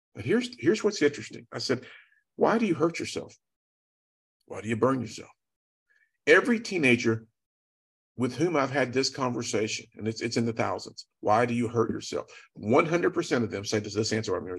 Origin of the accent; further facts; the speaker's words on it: Chattanooga, Tennessee, United States; I'm from Chattanooga